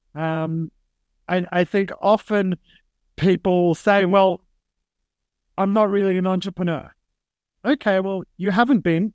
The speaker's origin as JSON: {"language": "English", "town": "Sydney", "region": "New South Wales", "country": "Australia", "tie": "born or raised there", "moved": "yes", "said": "growing up in Sydney, Australia"}